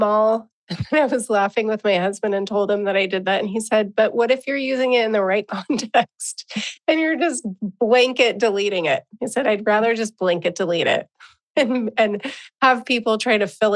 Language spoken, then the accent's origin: English; San Diego, California, United States; accent: California; as a California girl, as someone who grew up in San Diego, California